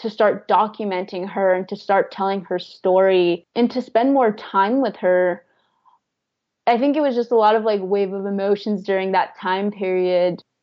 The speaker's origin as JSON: {"language": "English", "town": "Umatilla", "region": "Oregon", "country": "United States", "tie": "born or raised there", "lives_now": "La Grande, United States", "said": "I originally grew up in Umatilla, Oregon, which is about an hour and a half away from La Grande."}